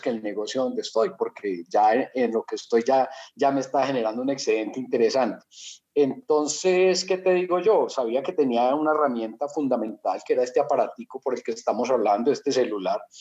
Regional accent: Colombia; moved away as an adult; now in Mexico; soy colombiano desde chiquito.

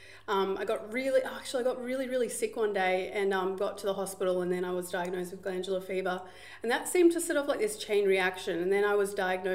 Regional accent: Gold Coast, Queensland, Australia; I grew up right here on the Gold Coast

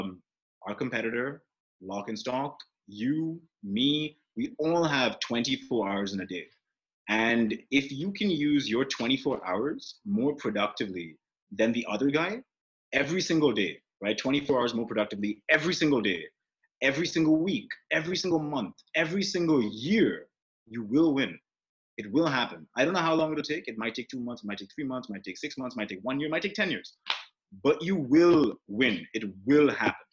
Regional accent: India; I'm Indian

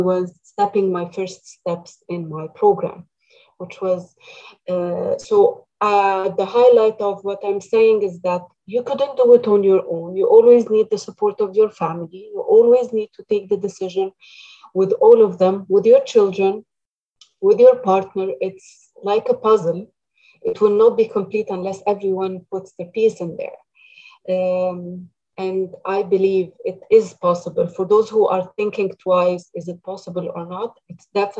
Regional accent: Egypt; moved away as an adult; now in Canada; I come originally from Egypt, and I've spent my first years of marriage and as a mother in Egypt.

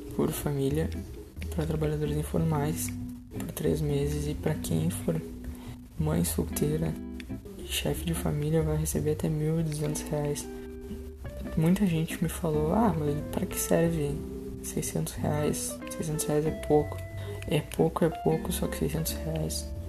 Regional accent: Pelotas, Rio Grande do Sul, Brazil; eu sou de Pelotas, no Rio Grande do Sul

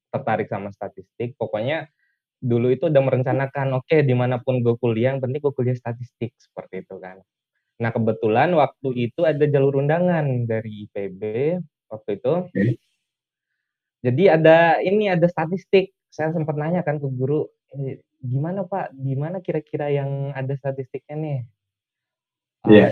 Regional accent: Bima, West Nusa Tenggara, Indonesia; Saya asalnya dari Bima, Nusa Tenggara Barat.

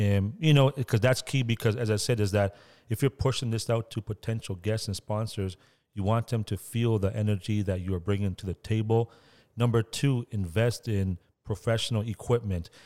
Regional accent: Toronto, Ontario, Canada; where I grew up was in Scarborough

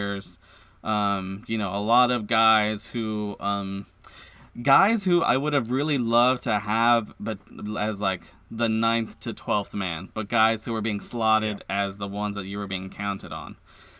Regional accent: United States; growing up in America

